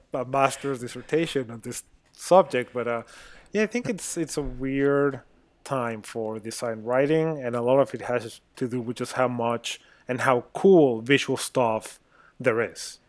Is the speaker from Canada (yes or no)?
no; Mexico; moved away; I'm a designer, I'm originally from Mexico